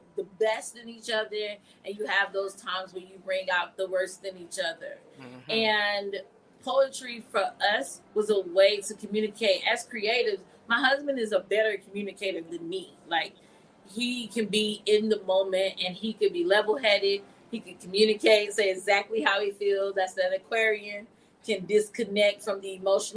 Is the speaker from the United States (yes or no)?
yes; Greensboro, North Carolina, United States; I'm from here, Greensboro, North Carolina, born and raised